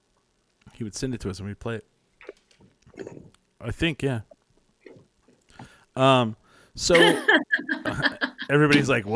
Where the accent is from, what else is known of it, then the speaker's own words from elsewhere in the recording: New Mexico, United States; I'm from, you know, near Texas.